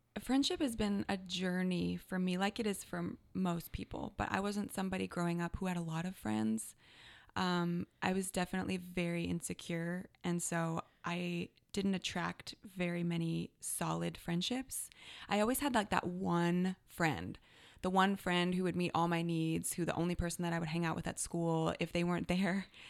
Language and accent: English; Canada; now in Redding, United States; I am Canadian-born